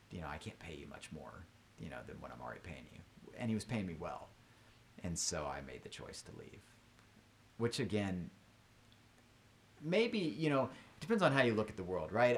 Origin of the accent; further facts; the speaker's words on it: Texas, United States; now in Durham, United States; I was born in Texas, I didn't mention that, but so I know Texas